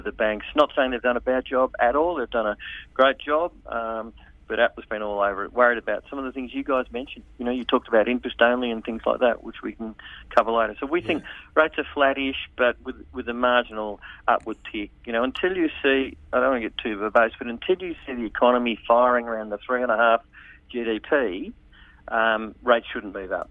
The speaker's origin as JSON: {"language": "English", "town": "Sydney", "region": "New South Wales", "country": "Australia", "said": "I'm from Sydney as well"}